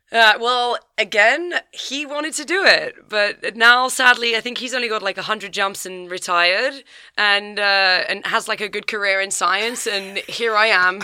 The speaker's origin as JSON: {"language": "English", "area": "Kent", "region": "South East England", "country": "United Kingdom", "said": "I'm from Kent, so down south, just outside of London."}